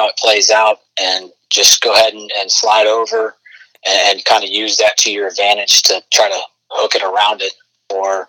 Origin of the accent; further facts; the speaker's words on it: Orlando, Florida, United States; it's my hometown. I grew up going to those games